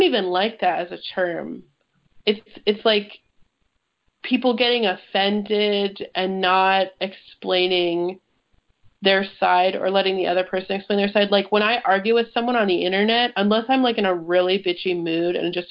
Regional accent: 2 hours from Ferguson, Missouri, United States; moved away; that was like 2 hours from my hometown

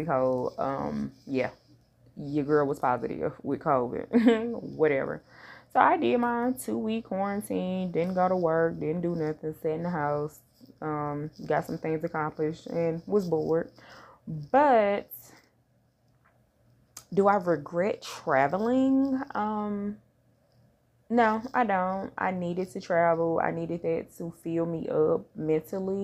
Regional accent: St. Louis, Missouri, United States; born or raised there; moved away

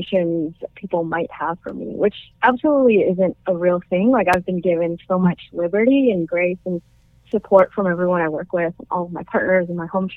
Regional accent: Canada; I'm Chinese-Canadian. I was born in Canada

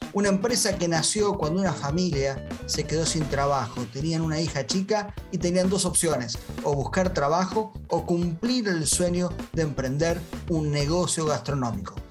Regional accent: Argentina; yo soy argentino

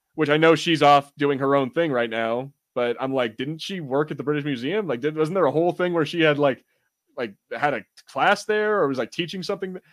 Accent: United States; I'm American, and, you know, we are tone deaf for accents

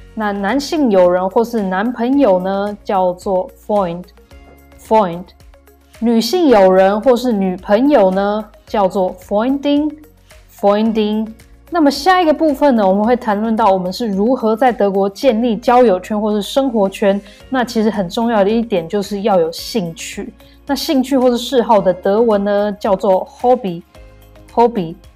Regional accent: Taiwan; moved away as an adult; now in Germany; 像我啦、嗯哼。台湾人

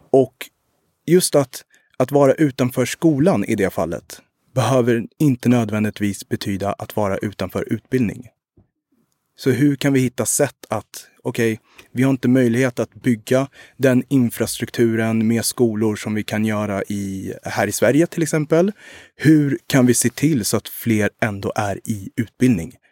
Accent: Rwanda; also born or lived in Uganda; Eh, jag kommer både från Rwanda och Uganda, eh, men har mycket intressen och är nere mycket i Rwanda och vill, vill göra mycket där också.

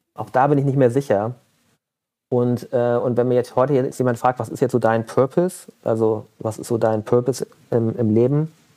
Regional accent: Mönchengladbach, North Rhine-Westphalia, Germany; ich bin in Mönchengladbach groß geworden

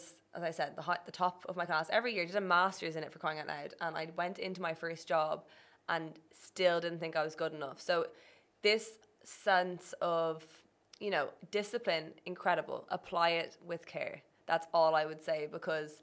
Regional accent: Ireland; moved away as an adult; went back to Ireland

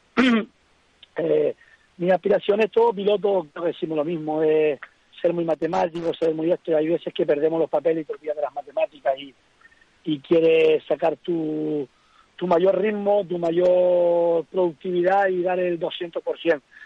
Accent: Fataga, Canary Islands, Spain; soy de Fataga, que mi tramo reina Fataga, es Arteara, llevo pasando por esa carretera desde que iba a la guardería

